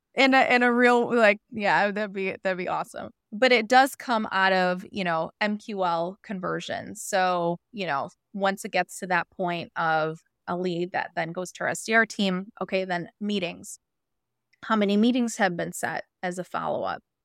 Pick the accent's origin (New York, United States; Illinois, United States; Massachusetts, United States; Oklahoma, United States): Illinois, United States; Chicago; moved away as an adult; now in Southern California, United States; I moved from Chicago, my, uh, hometown